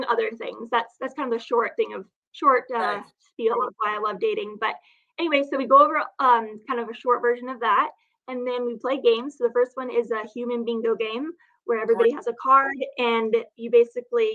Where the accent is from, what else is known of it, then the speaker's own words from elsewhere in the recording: Phoenix, Arizona, United States; now in San Diego, United States; I grew up in Phoenix